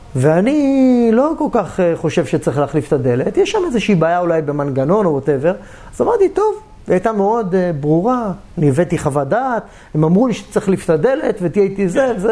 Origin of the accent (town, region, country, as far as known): Israel